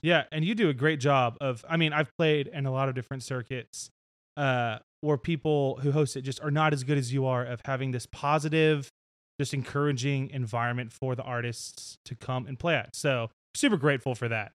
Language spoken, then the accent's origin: English; Nashville, Tennessee, United States; growing up in Nashville